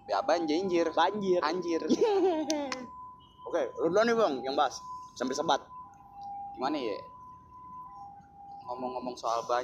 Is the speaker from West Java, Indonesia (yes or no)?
no; Jakarta, Indonesia; gue orang Betawi gue turun di seni gue orang seni